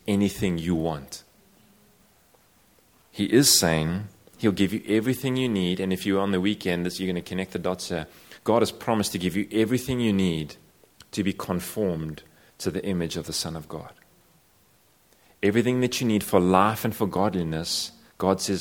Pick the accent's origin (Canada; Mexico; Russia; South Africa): South Africa; I come from South Africa